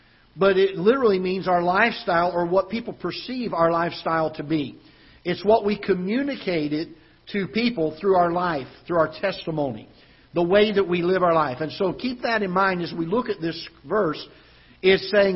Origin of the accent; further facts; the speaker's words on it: Florida, United States; now in Festus, United States; growing up in Florida, we had hurricanes down there quite often when I was growing up